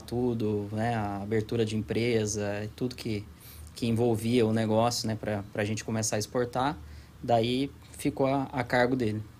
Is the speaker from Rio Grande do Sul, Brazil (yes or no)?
no; Pouso Alegre, Minas Gerais, Brazil; moved away as an adult; also born or lived in Florianópolis; eu sou de Pouso Alegre, sul de Minas